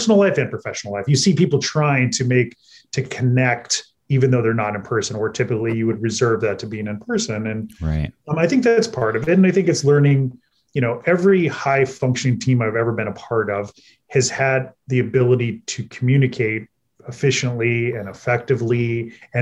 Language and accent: English; Oregon, United States; moved away; this is my fourth time living in Oregon. I was born in Oregon. I went to college in Oregon